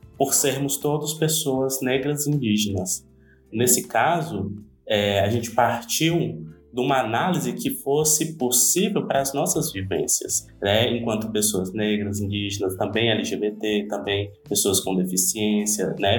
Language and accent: Portuguese; Ceará, Brazil; sou uma pessoa do Nordeste, por exemplo, sou cearense, não estou ali no, Rio, no, Rio, no eixo Rio-São Paulo